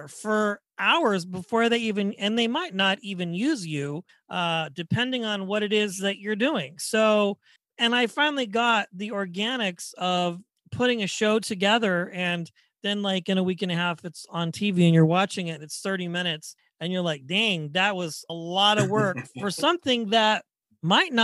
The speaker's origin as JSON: {"language": "English", "town": "Wichita", "region": "Kansas", "country": "United States", "said": "I'm from Wichita, Kansas"}